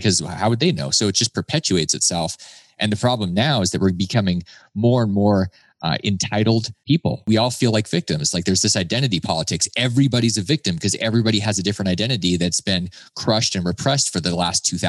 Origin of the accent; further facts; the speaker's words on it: United States; I was born in America